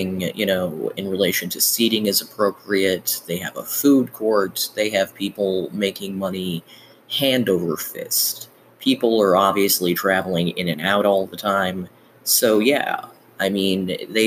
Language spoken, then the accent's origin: English; Chicago, Illinois, United States; I grew up in Chicago